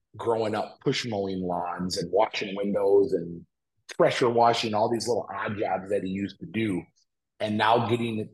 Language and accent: English; Flint, Michigan, United States; also born or lived in Davison, Michigan; I grew up in Flint, so born and raised north end of Flint